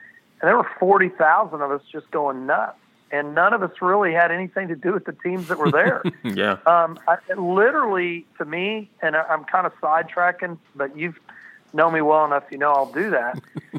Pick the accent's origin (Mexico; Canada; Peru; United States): United States; Fort Worth, Texas; growing up in Fort Worth